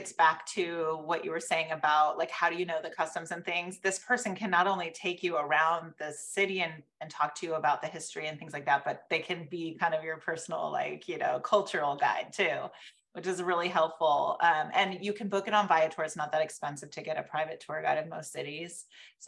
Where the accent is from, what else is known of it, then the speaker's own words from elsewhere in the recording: California, United States; growing up in California